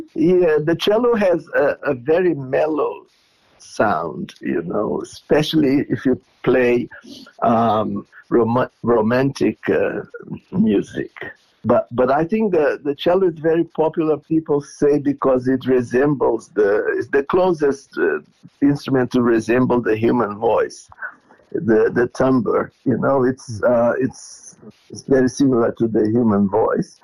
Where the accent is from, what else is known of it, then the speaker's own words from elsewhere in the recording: Porto Alegre, Rio Grande do Sul, Brazil; moved away as an adult; also born or lived in Israel; now in Melbourne, Australia; I was born in Porto Alegre